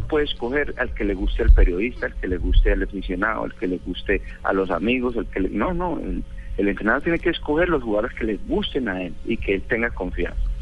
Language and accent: Spanish; Colombia; como colombiano